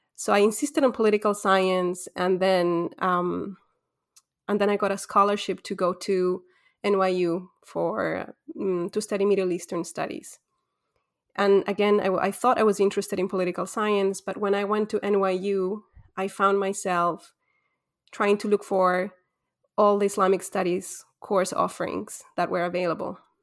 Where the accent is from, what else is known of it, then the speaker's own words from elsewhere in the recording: Ecuador; moved away as an adult; also born or lived in Quito / Egypt; I'm born and raised in Ecuador